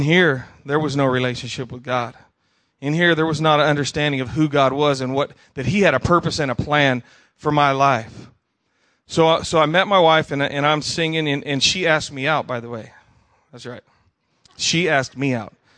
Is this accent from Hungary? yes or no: no; Tucson, Arizona, United States; also born or lived in Idaho / Wyoming; as a little kid, I was raised in Tucson, Arizona.